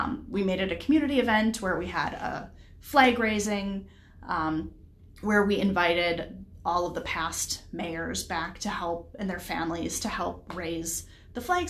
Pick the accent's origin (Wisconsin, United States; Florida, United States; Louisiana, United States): Wisconsin, United States; Grafton; moved away as an adult; also born or lived in St. Cloud, Minnesota; now in Carver, United States; I was born and raised in a area just a little bit north of Milwaukee, Wisconsin. Grafton, Wisconsin is where I'm from.